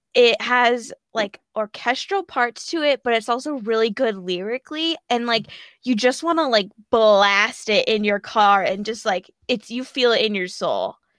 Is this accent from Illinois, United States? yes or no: yes; Chicago, Illinois, United States; I am from Illinois in the Chicago area